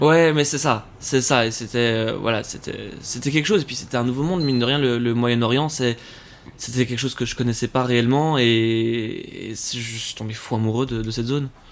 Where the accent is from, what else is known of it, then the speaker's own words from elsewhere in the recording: Forest, Brussels-Capital Region, Belgium; moved away as an adult; also born or lived in Canada; j'ai grandi à Forêt, donc bruxellois